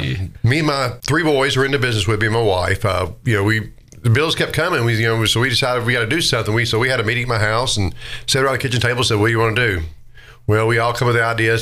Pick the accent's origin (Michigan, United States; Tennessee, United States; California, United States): Tennessee, United States; Nashville; I was born in Nashville. Started actually working at Shoney's at, you know, 15 years old, 14